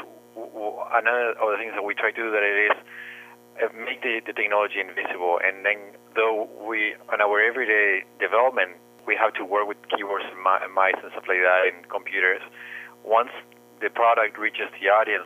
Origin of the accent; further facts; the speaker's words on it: Uruguay; moved away as an adult; now in Canada; my background is I'm from Uruguay, and I started working when I was very young.